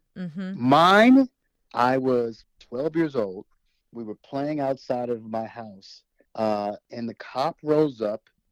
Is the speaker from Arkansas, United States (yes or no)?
yes; Little Rock, Arkansas, United States; now in Bay Area, United States; I grew up in Little Rock, Arkansas